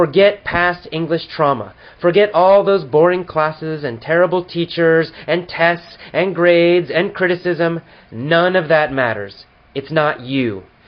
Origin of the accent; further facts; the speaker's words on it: United States; I was born here, and I'll always be an American.